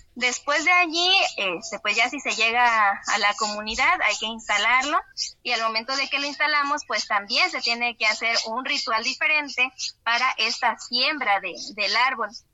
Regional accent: Tamaletom, San Luis Potosí, Mexico; aquí en Tamaletón, de donde soy originaria

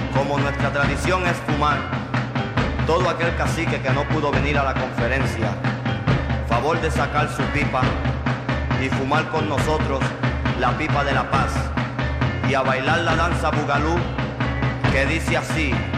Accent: Mexico; como mexicanos

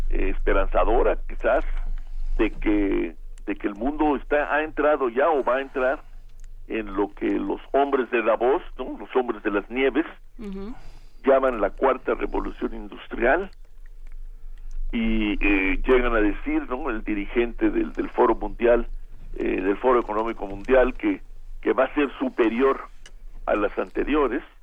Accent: Mexico; lo que nos conmueve y nos mueve como mexicanos

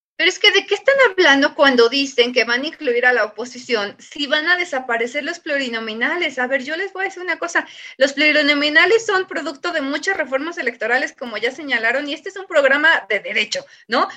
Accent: Mexico; como pueblo mexicano nosotros tenemos ya una idiosincrasia

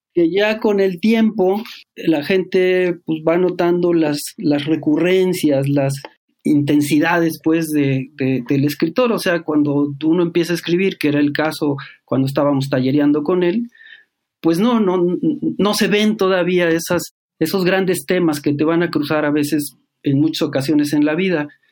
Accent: Cuernavaca, Morelos, Mexico; also born or lived in Apan, Hidalgo; de APAN prácticamente no me acuerdo nada porque salí muy chico de ahí, como de cuatro años. Fuimos a vivir a Cuernavaca

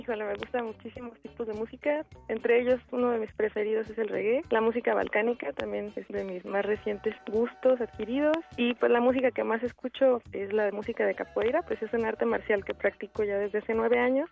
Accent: Mexico; also born or lived in Morelia; siendo mexicano

